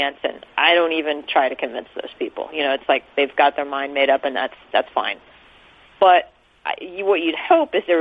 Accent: Kansas City, Missouri, United States; also born or lived in Los Angeles / St. Louis; I'm from Kansas City

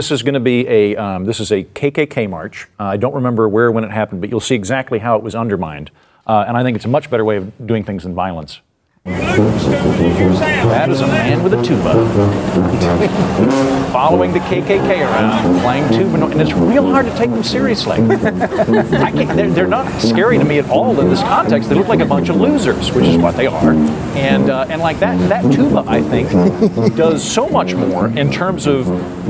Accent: Oklahoma, United States; I'm from Oklahoma

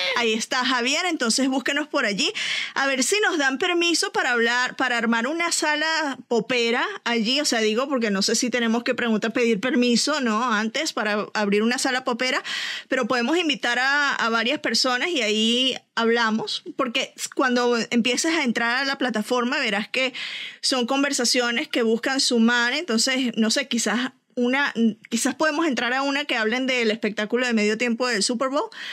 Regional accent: Venezuela; como venezolana

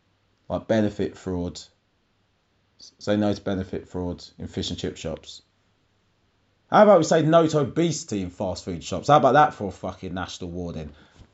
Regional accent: London, United Kingdom; I thought we still exchanged numbers as we're both from London

